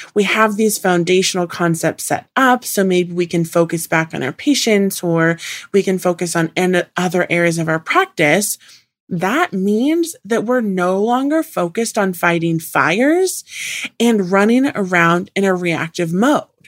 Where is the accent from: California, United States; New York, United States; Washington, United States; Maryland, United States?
Washington, United States; Puget Sound; I grew up in Washington on the Puget Sound.